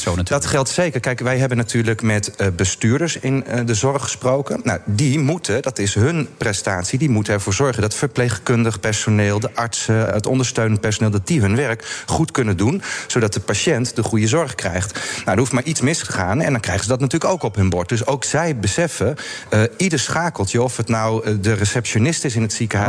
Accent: Hardinxveld-Giessendam, South Holland, Netherlands; Ik, ik woon in Hardings van ben ik ook eh, geboren en getogen

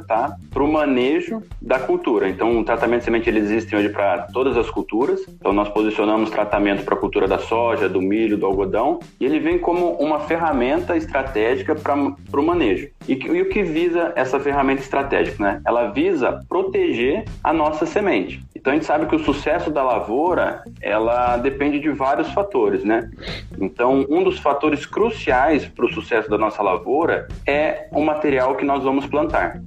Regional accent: Holambra, São Paulo, Brazil; eu sou natural de São Paulo, de Olambra, a terra das flores

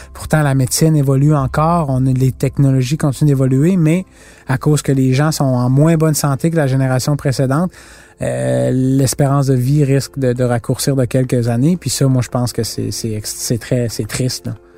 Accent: Canada; on vient du Canada

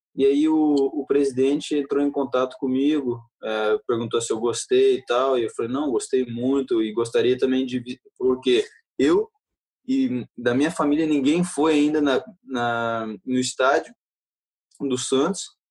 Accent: Belgium; now in Manchester, United Kingdom; meu coração eu sou brasileiro, minha família é brasileira, eu nasci na Bélgica

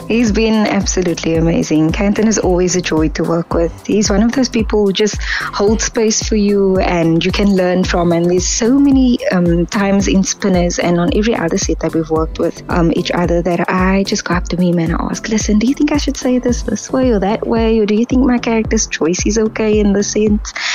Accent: Kraaifontein, Western Cape, South Africa; So I grew up in Kraaifontein, where we have the pitch where cars would spin every Sunday.

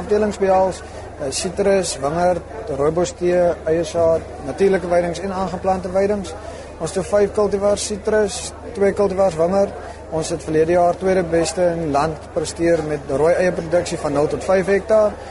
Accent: Cape Province, South Africa; En ek kom uit die Kaap uit so ek is uit en uit Aksburg toe vir landbou

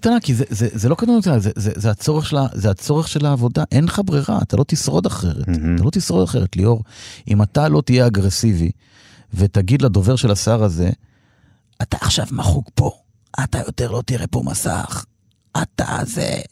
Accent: Degania, Northern District, Israel; moved away; אני בא מקיבוץ

